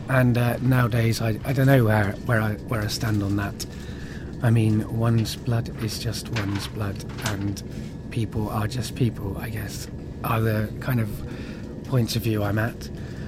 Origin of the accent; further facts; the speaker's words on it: Coventry, West Midlands, United Kingdom; also born or lived in Cardiff / North Wales; my life growing up in Coventry and in Cardiff. I guess when I was really young and lived in North Wales